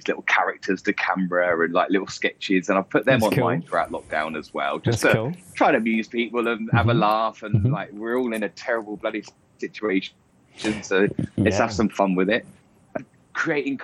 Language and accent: English; England, United Kingdom; I'm very English